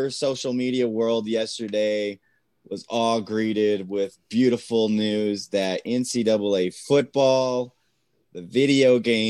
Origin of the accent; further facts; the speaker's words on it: Lubbock, Texas, United States; I'm from Lubbock. There wasn't ice here, so nobody knew how to play hockey.